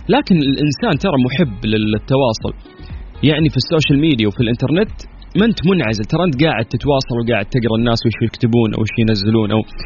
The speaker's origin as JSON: {"language": "Arabic", "country": "Saudi Arabia"}